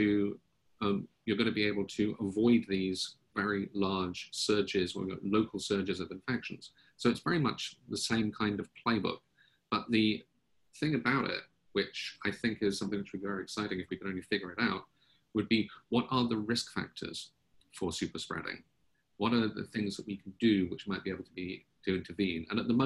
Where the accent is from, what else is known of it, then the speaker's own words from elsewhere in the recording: United Kingdom; now in United States; I also do not have an American accent. I'm originally British. But I now pronounce my T's like D's, so I say British.